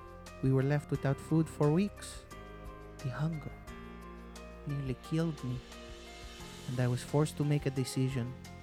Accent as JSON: {"language": "English", "country": "Guatemala", "tie": "born or raised there", "said": "My dream is to open up a restaurant that serves both dogs and humans in my hometown in Guatemala"}